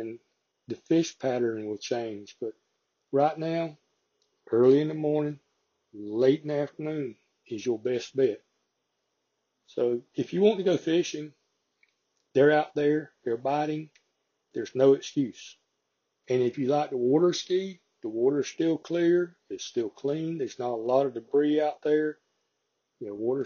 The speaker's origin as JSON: {"language": "English", "region": "the South", "country": "United States", "said": "I'm from the South"}